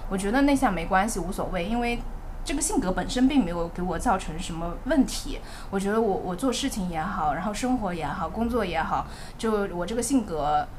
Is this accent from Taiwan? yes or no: no; Zhejiang, China; now in Shanghai, China; 我本身是浙江人嘛，像我这种就是在上海读书，然后之后在工作